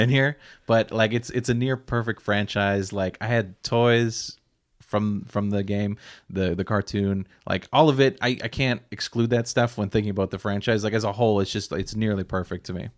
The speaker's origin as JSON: {"language": "English", "region": "Nova Scotia", "country": "Canada", "tie": "born or raised there", "said": "growing up in Nova Scotia"}